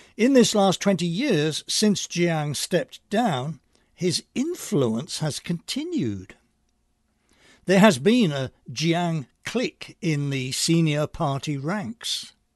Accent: England, United Kingdom; now in Long Island, United States; I'm originally from England

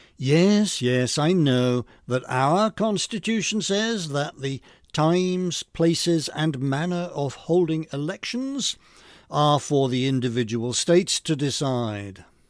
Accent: England, United Kingdom; moved away; I grew up in England before nineteen seventy-one

